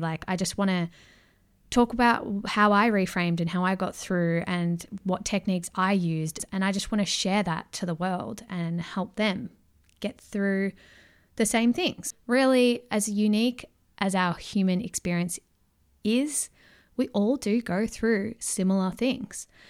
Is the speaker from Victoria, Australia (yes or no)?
yes; Melbourne, Victoria, Australia; accent: Aussie; I was born and raised in Melbourne, Victoria